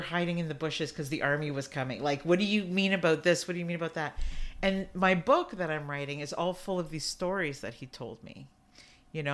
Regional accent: Canada; I'm Canadian

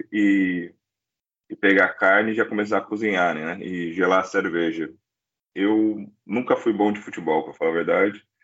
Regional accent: São Bernardo do Campo, São Paulo, Brazil; moved away as an adult; now in Australia; Sou de São Bernardo

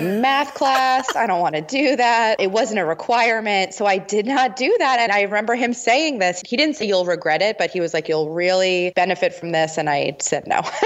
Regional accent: New York metro area, United States; I'm from the New York metro area

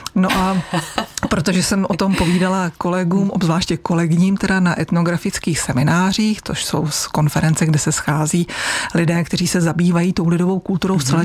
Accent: Pardubice area, Chrudim area, Pardubice Region, Czechia; u nás na Pardubicku, na Chrudimsku

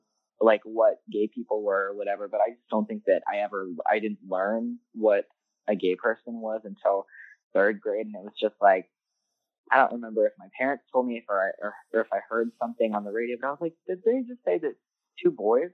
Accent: Atlanta, Georgia, United States; I've always lived in Atlanta all my life. I'm from Atlanta

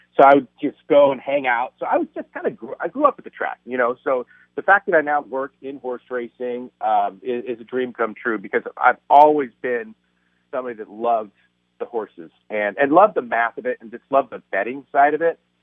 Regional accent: Cypress, California, United States; I grew up in Cypress

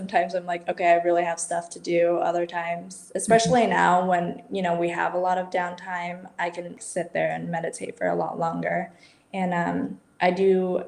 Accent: United States; moved away as an adult; also born or lived in Barcelona, Spain; growing up in the States and moving to Europe

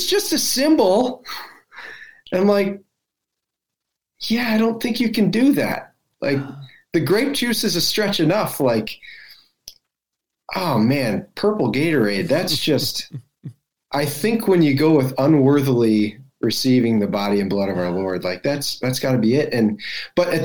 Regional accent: United States; as American evangelicals

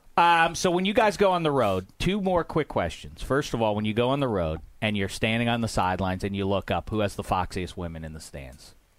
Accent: East Coast, United States; I'm growing up on the East Coast

